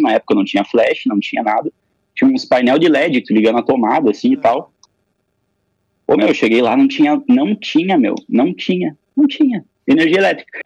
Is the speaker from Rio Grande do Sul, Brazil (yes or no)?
yes; Passo Fundo, Rio Grande do Sul, Brazil; eu sou nascido aqui em Passo Fundo, né? Tô aqui, inclusive, agora, na, nesse período da quarentena, na casa dos meus pais